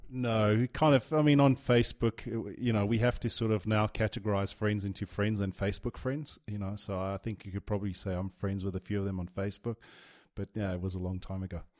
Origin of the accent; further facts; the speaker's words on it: Johannesburg, Gauteng, South Africa; also born or lived in Durban / Europe / Dubai; I moved to Jo'burg